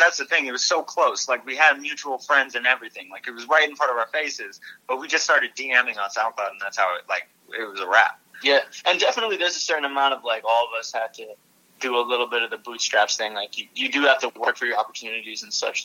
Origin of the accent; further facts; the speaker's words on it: Burlington, Vermont, United States; we're from Burlington, Vermont originally